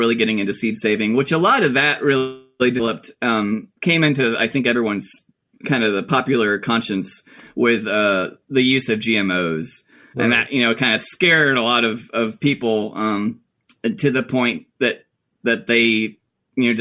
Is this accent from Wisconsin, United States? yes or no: no; Bakersville, North Carolina, United States; I grew up in Mitchell County, Bakersfield, North Carolina. I was born and raised in Mitchell County